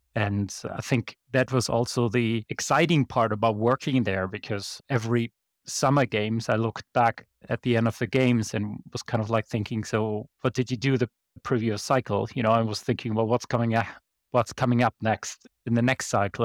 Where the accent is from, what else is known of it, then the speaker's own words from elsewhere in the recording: Bonn, North Rhine-Westphalia, Germany; Bonn is my hometown, it's where I went to school